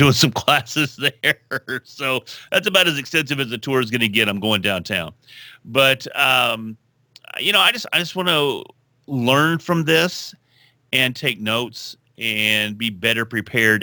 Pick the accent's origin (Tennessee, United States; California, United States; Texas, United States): Texas, United States; I'm from Texas